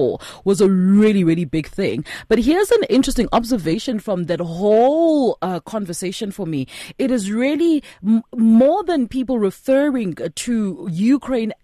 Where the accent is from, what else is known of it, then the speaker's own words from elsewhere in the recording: South Africa; I'm South African.